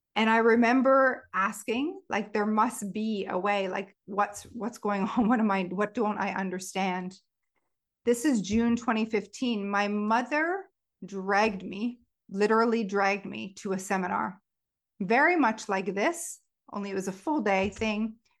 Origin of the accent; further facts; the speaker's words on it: Stratford, Ontario, Canada; created a food festival in my hometown called Savor Stratford back in two thousand and eight